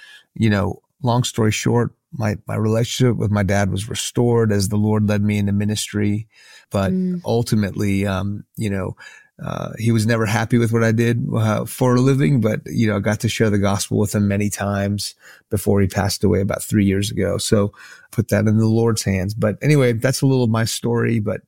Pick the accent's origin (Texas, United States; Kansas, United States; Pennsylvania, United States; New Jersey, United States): Texas, United States; Houston; also born or lived in Iran; So I grew up in a Muslim home. My family's from Iran. And so I was born in Houston, but when I was 2, our family moved back to Iran.